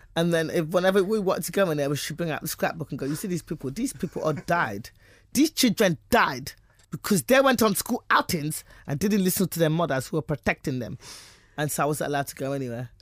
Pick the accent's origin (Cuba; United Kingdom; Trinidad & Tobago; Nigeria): United Kingdom; now in United States; I'm British